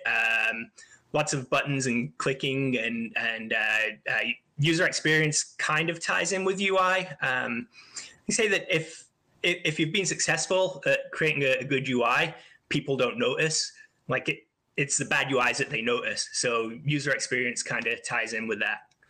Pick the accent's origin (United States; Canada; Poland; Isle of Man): Isle of Man; I grew up on a small island just off the coast of England called the Isle of Man